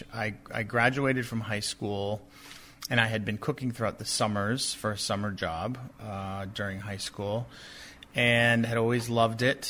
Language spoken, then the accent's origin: English; Boston, Massachusetts, United States; So I grew up in New England. I'm from Boston.